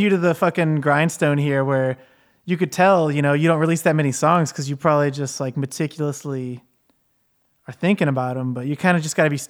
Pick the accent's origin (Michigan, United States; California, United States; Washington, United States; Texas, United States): Michigan, United States; Well, I was born in Michigan. truth be told, I never left home, you know? Just a good old boy.